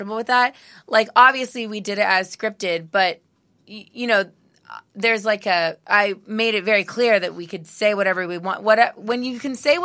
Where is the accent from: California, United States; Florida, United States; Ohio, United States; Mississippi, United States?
California, United States; Northern; Northern California